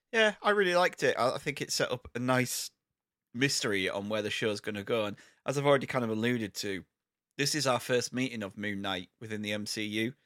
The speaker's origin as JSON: {"language": "English", "country": "United Kingdom", "said": "There's a lot of isms that come from our country"}